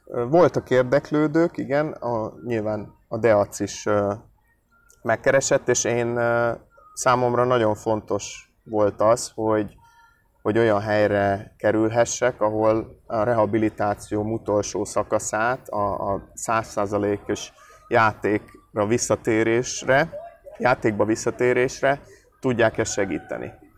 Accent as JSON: {"language": "Hungarian", "region": "Budapest", "country": "Hungary", "moved": "as an adult", "lives_now": "Debrecen, Hungary", "said": "ugye én amúgy budapesti vagyok, és az egy jó nagy város."}